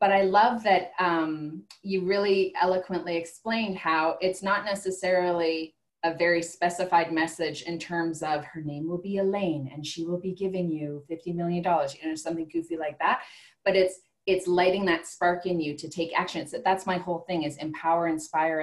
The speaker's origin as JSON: {"language": "English", "town": "Calgary", "region": "Alberta", "country": "Canada", "said": "I'm from Calgary, Alberta"}